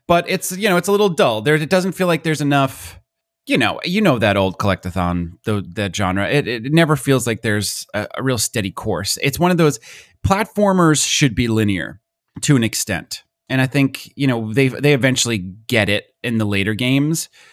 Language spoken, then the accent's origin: English; United States; accent: American; My American accent